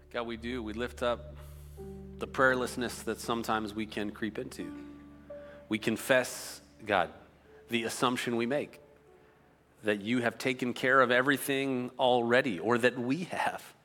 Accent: outside of Cleveland, Ohio, United States; moved away; I grew up outside of Cleveland, Ohio

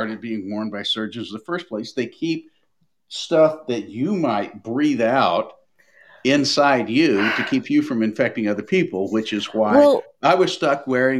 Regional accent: Nashville, Tennessee, United States; I'm from Nashville.

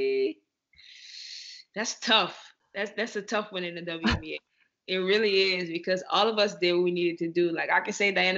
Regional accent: Louisiana, United States; I'm from Louisiana, so our seasoning is like none other.

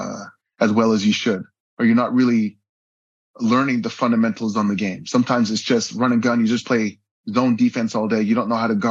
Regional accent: Vancouver, British Columbia, Canada; moved away as an adult; also born or lived in Port Coquitlam, Canada; now in Abu Dhabi, United Arab Emirates; growing up in Vancouver

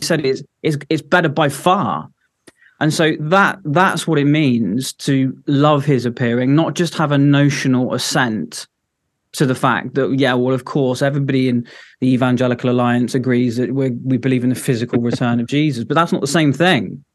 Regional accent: Devon, South West England, United Kingdom; moved away as an adult; now in Edinburgh, United Kingdom; originally I'm from Devon

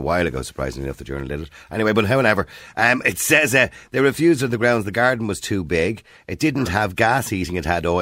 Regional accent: Dublin, Leinster, Ireland; I was from Edenmore

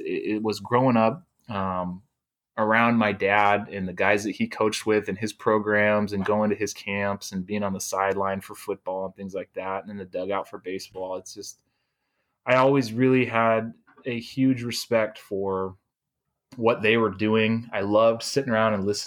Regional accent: Seattle, Washington, United States; moved away as an adult; also born or lived in Mukilteo, Washington; now in Pullman, United States; I grew up in Seattle area.

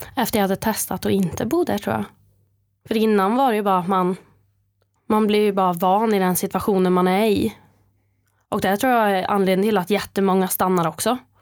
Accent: Brunnskog, Värmland, Sweden; moved away as an adult; also born or lived in Arvika; now in Norrköping, Sweden; Jag växte upp i Brunnskog utanför Arvika

